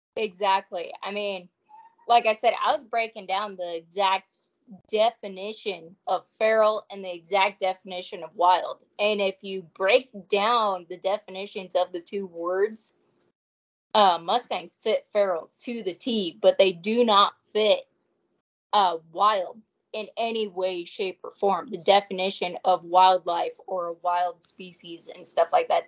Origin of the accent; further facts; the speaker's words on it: northeastern Washington, United States; moved away; also born or lived in Idaho; I was born and raised in Washington